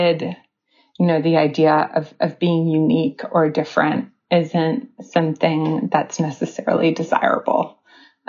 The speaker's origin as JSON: {"language": "English", "town": "New York City", "region": "New York", "country": "United States", "tie": "born or raised there", "said": "I was born on the Lower East Side of New York City, and I have three passports"}